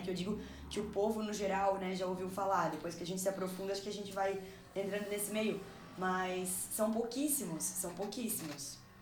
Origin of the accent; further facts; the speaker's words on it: Brazil; sou brasileira e tenho que ter orgulho do, do meu país